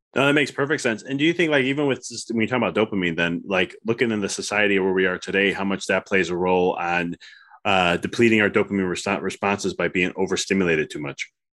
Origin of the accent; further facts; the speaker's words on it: Midwest, United States; I come from the Midwest, so pop instead of soda